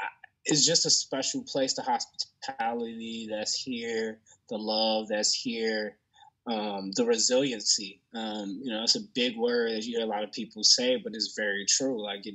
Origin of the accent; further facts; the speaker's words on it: Chicago, Illinois, United States; I'm from the west side of Chicago. I think that's an important part of who I am. It's something that's very near and dear to me.